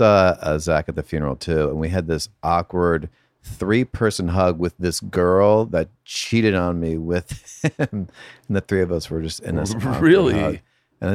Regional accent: Connecticut, United States; born or raised there

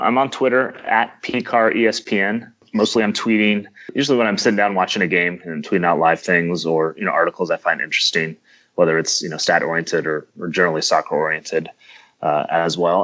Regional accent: Kansas City, United States; I'm from the Kansas City area

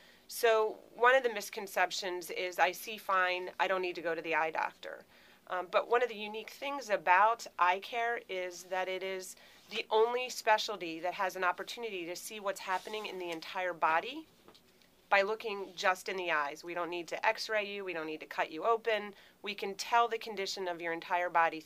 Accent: Philadelphia, Pennsylvania, United States; moved away as an adult; also born or lived in Minnesota; now in Churchville, United States; I'm originally from Philadelphia.

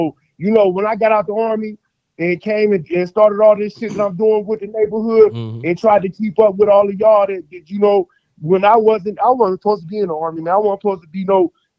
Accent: Colorado Springs, Colorado, United States; I only focus on where I'm from. I'm from Colorado Springs, Colorado, and I focus on my neighborhood

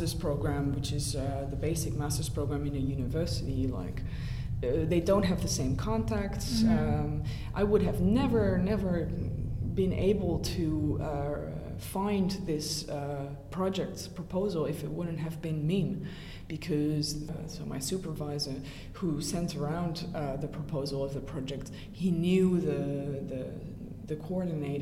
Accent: Brussels, Brussels-Capital Region, Belgium; moved away; I already knew French because I grew up in Brussels, so I am used to a French-speaking environment

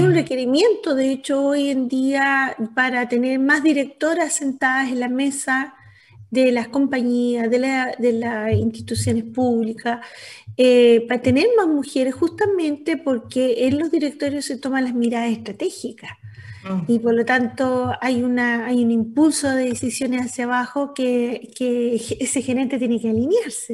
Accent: Antofagasta, Chile; Yo soy antofagastina

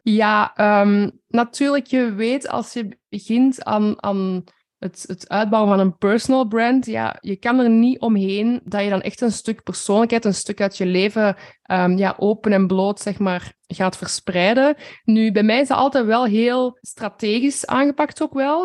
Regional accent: Flanders, Belgium; ik denk dat we als Vlamingen zeker een beetje bescheidener zijn

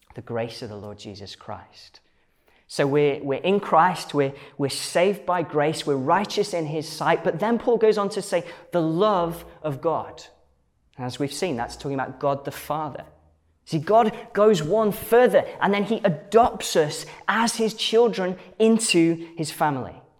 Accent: Stoke-on-Trent, West Midlands, United Kingdom; I grew up um, as part of a church um, in uh, Stoke-on-Trent, where, where I'm from

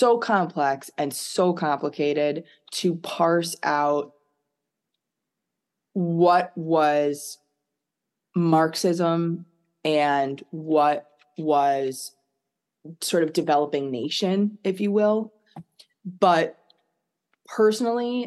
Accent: United States; also born or lived in France; growing up in America

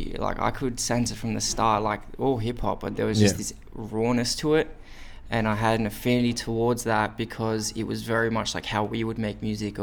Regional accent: Wollongong, New South Wales, Australia; moved away as an adult; now in Sydney, Australia; I'm from Wollongong

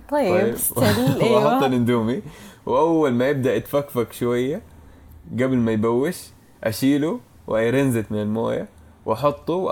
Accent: Syria; احنا كمان انا سوري بفكر في سؤالي

